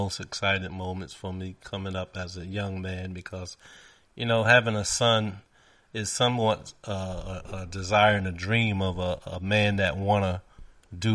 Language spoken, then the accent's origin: English; New York City, New York, United States; as a young man growing up in New York and Brooklyn